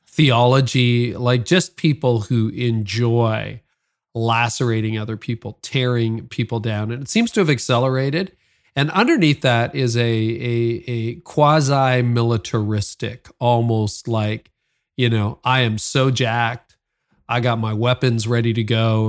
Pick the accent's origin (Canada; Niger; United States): Canada; I'm also Canadian